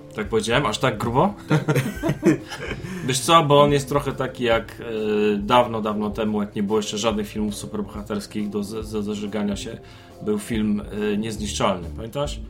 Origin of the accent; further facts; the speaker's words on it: Poland